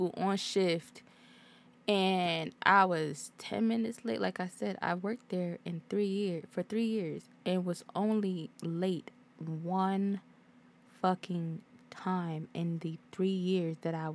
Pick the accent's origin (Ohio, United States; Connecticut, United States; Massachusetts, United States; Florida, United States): Connecticut, United States; Hartford; I'm from Hartford